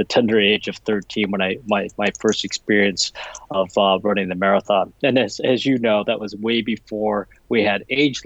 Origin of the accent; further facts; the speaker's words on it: Chicago, Illinois, United States; I was born and raised, and I haven't left Chicago